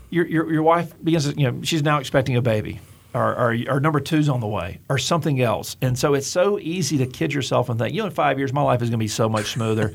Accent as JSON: {"language": "English", "region": "Gulf Coast", "country": "United States", "tie": "born or raised there", "said": "I grew up on the Gulf Coast"}